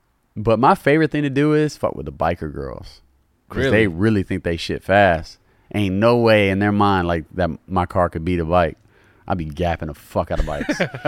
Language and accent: English; Louisiana, United States; I'm a normal guy, bro. I'm from the South, from Louisiana.